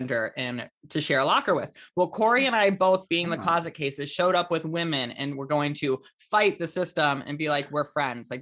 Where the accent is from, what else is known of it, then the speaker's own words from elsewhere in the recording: Aurora, United States; now in Los Angeles, United States; Three Aurora gays, if you count me